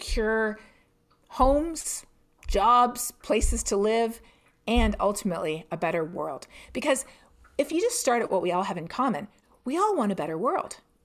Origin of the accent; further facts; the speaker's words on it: Canada; I'm Canadian myself